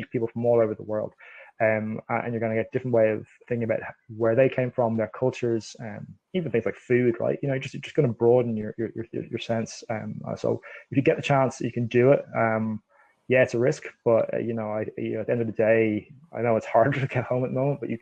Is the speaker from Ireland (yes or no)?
yes; Dublin, Leinster, Ireland; moved away as an adult; also born or lived in Northern Ireland; now in Canada; I was born in Northern Ireland, but I grew up in Dublin